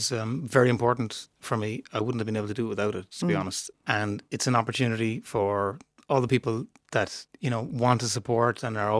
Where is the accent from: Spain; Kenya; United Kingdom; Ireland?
Ireland; Clare Island, Connacht; Yeah, growing up on Clare Island, we grew up in a bar. We had the pub.